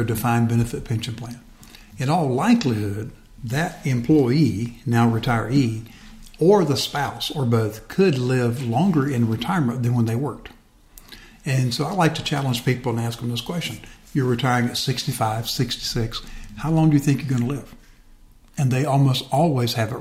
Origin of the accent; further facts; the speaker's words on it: Westville, Florida, United States; I grew up over in West Florida, a little town called Westville